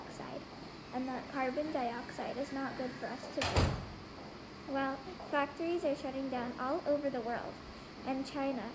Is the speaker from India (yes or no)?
yes; India; I'm 10 years old and I was born in India.